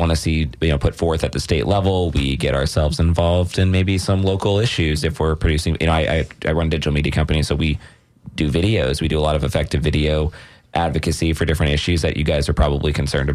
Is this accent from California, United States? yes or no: no; Palm Beach, Florida, United States; moved away as an adult; also born or lived in Miami, Florida; now in Tampa Bay, United States; I'm from Palm Beach originally. I moved to Tampa Bay when I was 18 to go to USF